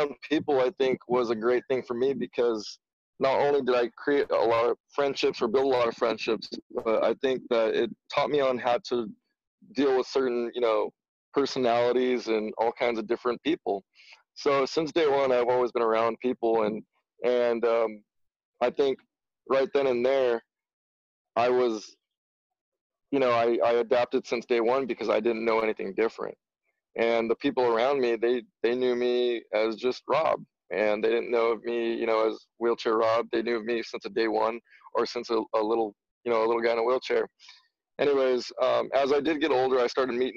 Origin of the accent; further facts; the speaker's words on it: Gilroy, California, United States; growing up in Gilroy, I grew up with a small group of friends